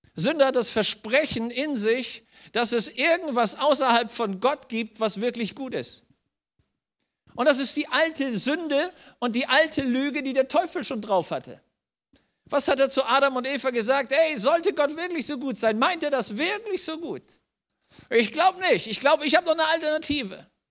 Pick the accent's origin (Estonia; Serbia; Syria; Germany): Germany; bei uns in Deutschland